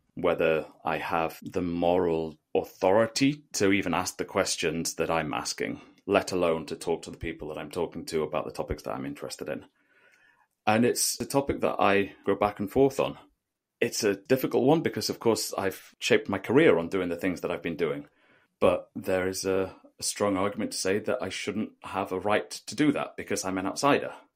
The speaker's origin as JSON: {"language": "English", "country": "United Kingdom", "said": "me being a British national"}